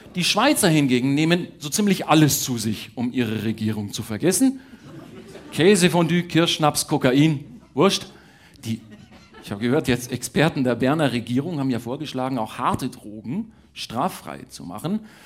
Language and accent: German; Bavaria, Germany; ich bin ja Bayer